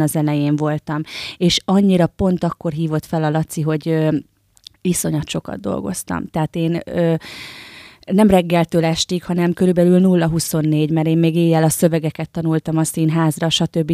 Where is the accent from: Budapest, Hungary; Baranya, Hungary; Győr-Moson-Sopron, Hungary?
Győr-Moson-Sopron, Hungary; Győr; Győr Szent Ivánon, Győrhöz tartozik, de számomra még mindig egy kis falu. Nőttem fel, ide is költöztem vissza